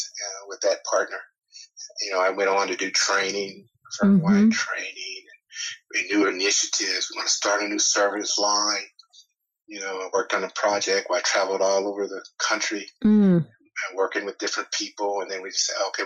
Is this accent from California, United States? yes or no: yes; California, United States; now in Atlanta, United States; I grew up in California, so I was a beach guy